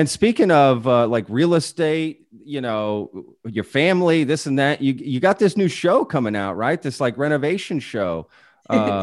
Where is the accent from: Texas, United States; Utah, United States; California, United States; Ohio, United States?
Texas, United States; Colleyville; I'm from DFW. I mean, I went to Colleyville Heritage High School